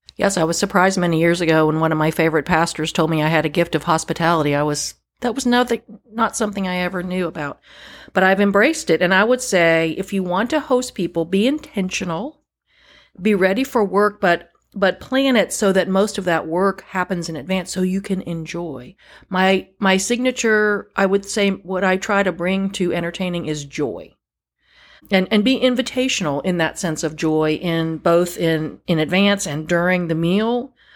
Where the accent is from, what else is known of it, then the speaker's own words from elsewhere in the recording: Northern Virginia, United States; moved away as an adult; now in North Carolina, United States; I grew up in Northern Virginia, which is really not part of the South